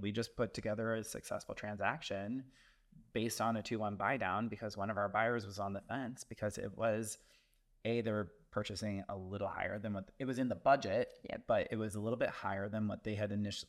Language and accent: English; the area Jeffrey Dahmer is from, Midwest, United States; now in Chicago, United States; Jeffrey his Dahmer is from my hometown, so I'm like, well, not my hometown, but like my area.